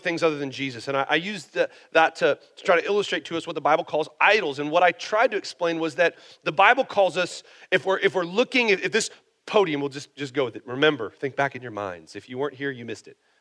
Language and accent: English; United States; I'm American